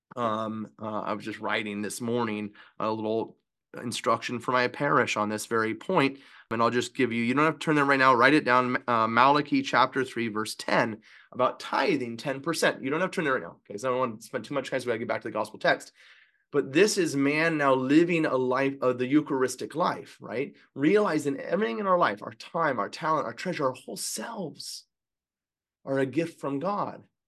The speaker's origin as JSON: {"language": "English", "region": "California", "country": "United States", "said": "I'm from California"}